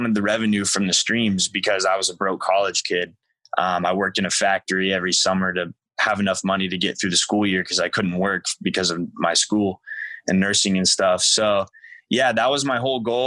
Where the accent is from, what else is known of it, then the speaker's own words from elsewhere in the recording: United States; moved away; I grew up right on the border of Indiana and Illinois, pretty much central, but considered south